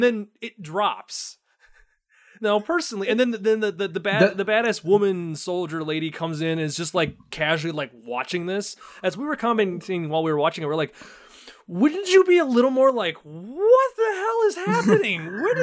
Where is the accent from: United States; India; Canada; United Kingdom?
Canada; accent: Canadian; I will drop my Canadian accent that's some crazy-ass shit right over there.